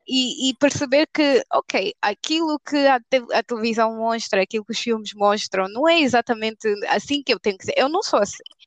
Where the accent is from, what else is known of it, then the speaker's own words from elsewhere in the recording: Angola; nós como angolanas, nas nossas tribos angolanas